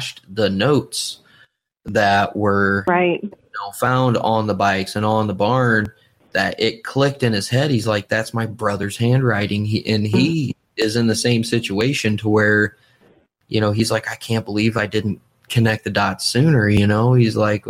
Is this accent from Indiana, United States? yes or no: yes; Kendallville, Indiana, United States; now in Fort Wayne, United States; Kendallville. And like I said, that's technically my hometown. That's where I grew up. That's where I was raised for the most part.